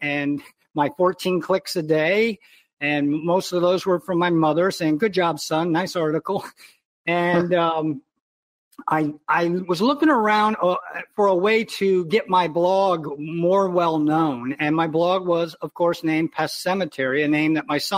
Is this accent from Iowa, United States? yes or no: yes; Iowa, United States; moved away as an adult; also born or lived in Baltimore; We never had one in my home growing up in Iowa